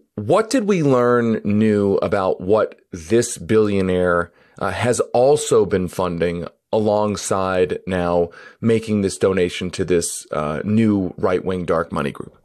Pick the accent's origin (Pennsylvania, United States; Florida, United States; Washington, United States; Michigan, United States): Pennsylvania, United States; Philadelphia; now in Denver, United States; I grew up in Philadelphia, which is also a huge football town